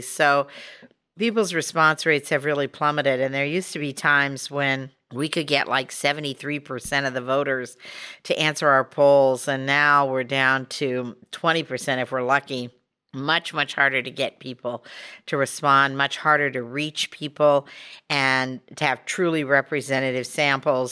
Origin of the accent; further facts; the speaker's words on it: Montana, United States; moved away; And I'm originally from Montana, so that's a big initiative state where people really like having their say.